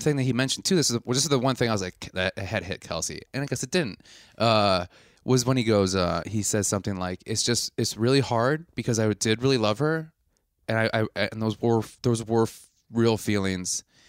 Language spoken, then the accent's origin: English; Midwest, United States; accent: nasally; we're from West, uh, Midwest